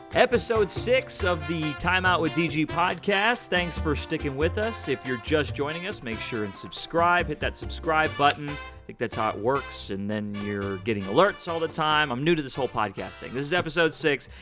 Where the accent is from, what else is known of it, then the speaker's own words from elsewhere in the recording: Houston, Texas, United States; also born or lived in Chicago, United States; born in Chicago. I grew up here in Houston